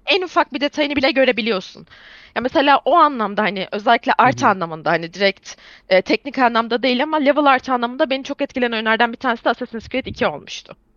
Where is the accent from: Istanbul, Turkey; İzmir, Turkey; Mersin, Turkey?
İzmir, Turkey; İzmir doğumluyum. E, ve bütün ömrüm neredeyse İzmir'de geçti.